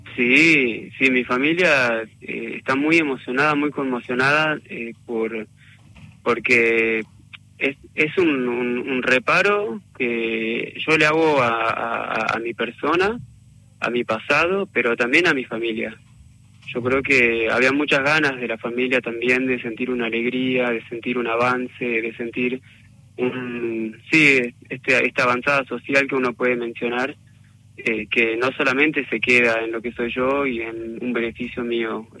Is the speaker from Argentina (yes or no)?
yes; General Güemes, Salta, Argentina; moved away as an adult; also born or lived in Buenos Aires; soy huemense de, la provincia de Salta y me recibí de arquitecto en Buenos Aires